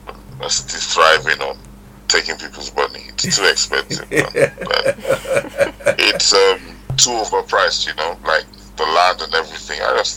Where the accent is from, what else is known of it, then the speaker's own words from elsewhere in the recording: Ondo, Nigeria; moved away as an adult; now in United Kingdom; I'm from Ondo State.